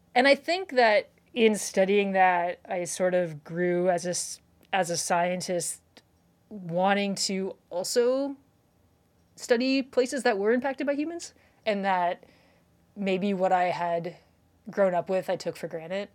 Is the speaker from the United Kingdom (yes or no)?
no; Canada; now in Wisconsin, United States; I'm from Canada